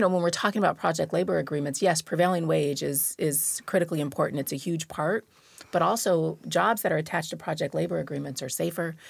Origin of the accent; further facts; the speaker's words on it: Tacoma, Washington, United States; am a proud lifetime resident of the two five three